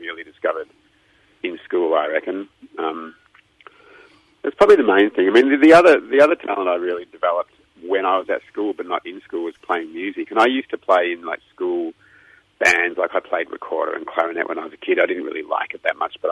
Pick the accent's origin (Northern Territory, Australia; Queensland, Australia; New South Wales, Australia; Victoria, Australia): Victoria, Australia; Melbourne; I was born in Melbourne at St. Vincent's Hospital. I've lived here all my life